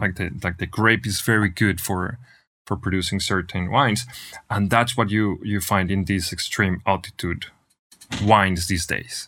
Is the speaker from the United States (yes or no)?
no; Manizales, Caldas, Colombia; moved away as an adult; now in Argentina; born and raised in Colombia, in, in a, in, in Manizales, Colombia, which is in the middle of the coffee region